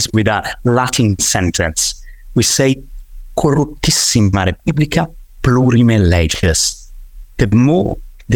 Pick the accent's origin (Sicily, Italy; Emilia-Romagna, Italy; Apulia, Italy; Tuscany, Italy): Tuscany, Italy; I come from Tuscany. I come from one of those territories where nature is absolutely everything.